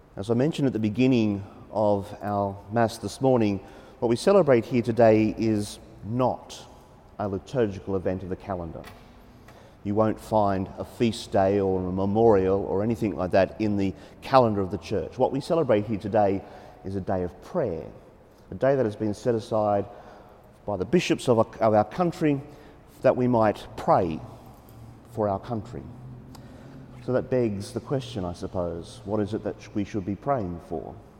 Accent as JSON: {"language": "English", "country": "Australia", "said": "as Australian Catholics"}